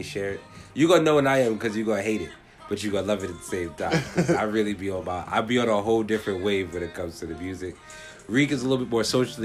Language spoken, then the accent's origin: English; United States; we are whole Jamaicans who literally grew up in America.